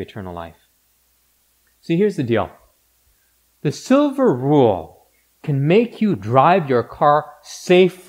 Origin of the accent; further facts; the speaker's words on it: Canada; we as Canadians generally define ourselves by what we are not